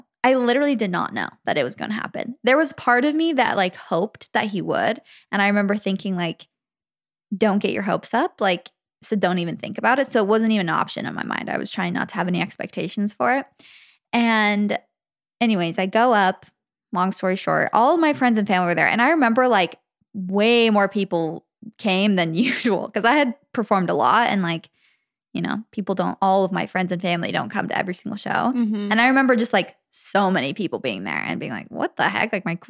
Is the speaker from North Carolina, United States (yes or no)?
no; Arizona, United States; because it was in my hometown in Arizona.